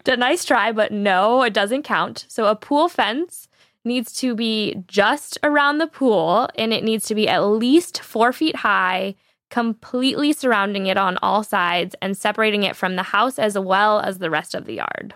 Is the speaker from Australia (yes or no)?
no; San Diego, California, United States; I grew up in San Diego on this beach called Wind and Sea Beach